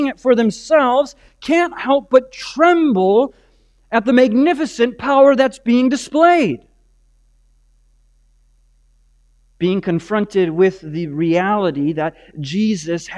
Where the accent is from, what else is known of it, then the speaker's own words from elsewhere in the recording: Green Bay, Wisconsin, United States; I grew up on the Bay of Green Bay